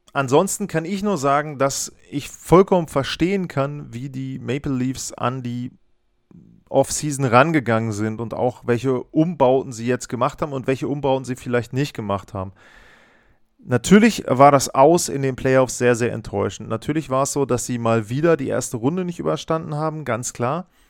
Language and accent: German; Northern Germany, Germany; ich bin zwar aus dem Norden, aber ich aus Deutschland, ich komme nicht aus Buffalo